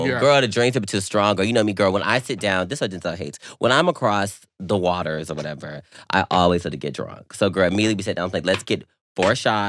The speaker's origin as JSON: {"language": "English", "region": "the South", "country": "United States", "said": "I'm from the South, girl."}